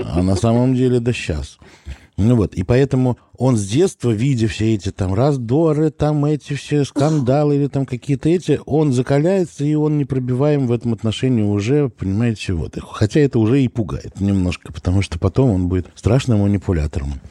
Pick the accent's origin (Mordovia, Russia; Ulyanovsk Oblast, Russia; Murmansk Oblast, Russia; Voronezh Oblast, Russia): Ulyanovsk Oblast, Russia; Dimitrovgrad; я не из Тольятти, а из Димитровграда